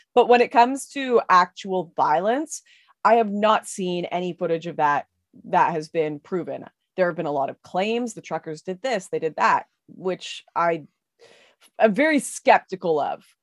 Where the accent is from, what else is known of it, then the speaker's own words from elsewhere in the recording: West Coast, Canada; I'm from the West Coast